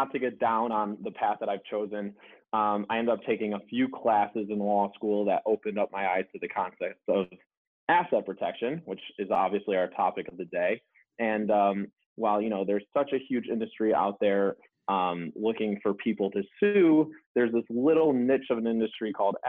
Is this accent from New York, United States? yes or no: yes; Buffalo, New York, United States; moved away as an adult; also born or lived in Virginia / Miami, Florida; now in Delray Beach, United States; I grew up outside of Buffalo, New York, actually. So cold winters up there.